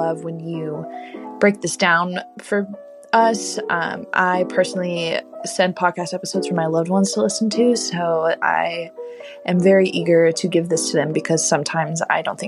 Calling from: Dallas, Texas, United States; I'm calling from Dallas, Texas

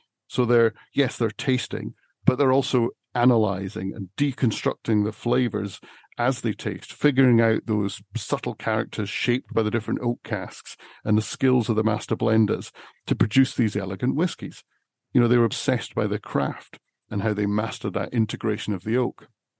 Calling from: Scotland, United Kingdom; So I'm over in Scotland, and I'm surrounded by Scotch whiskey distilleries.

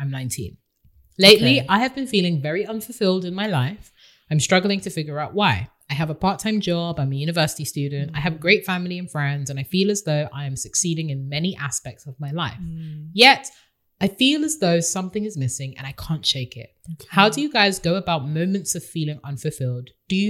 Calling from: London, United Kingdom; Hey, sisters. I'm from London, and I just want to say how much I love your podcast.

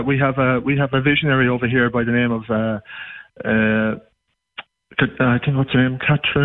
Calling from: Munster, Ireland; accent: Irish; I'm calling from Ireland.

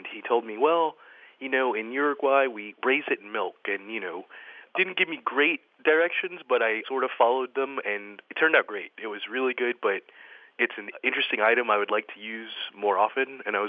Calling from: Miami Beach, Florida, United States; Miami Beach, Florida.

